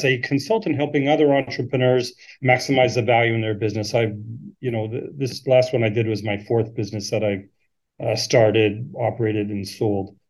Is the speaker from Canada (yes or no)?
yes; Canada; moved away as an adult; now in Sydney, Australia; I'm from Canada. I came out to Australia in 2007